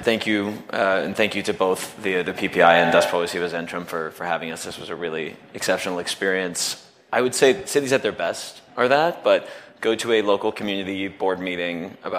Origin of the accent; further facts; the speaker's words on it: United States; I can only speak as an American who came through Germany